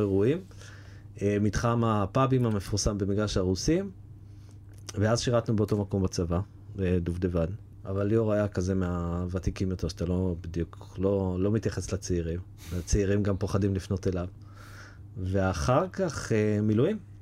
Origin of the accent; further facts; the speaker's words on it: Jerusalem, Jerusalem District, Israel; moved away; שנינו ירושלמים במקור